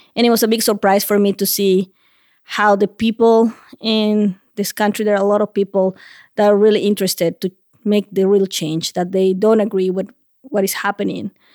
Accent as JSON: {"language": "English", "region": "La Paz", "country": "Bolivia", "also_born_or_lived": "Columbus, Ohio", "first_language": "Spanish", "second_language": "English", "moved": "as an adult", "lives_now": "Vermont, United States", "said": "I'm originally from La Paz, Bolivia"}